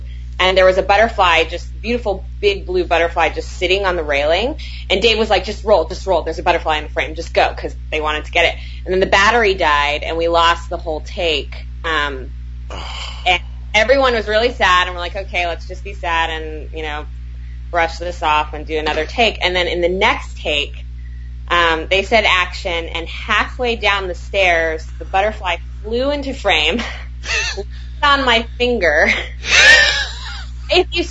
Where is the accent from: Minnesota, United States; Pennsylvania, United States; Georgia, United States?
Georgia, United States; moved away; I'm from Georgia. I was in Georgia for the holidays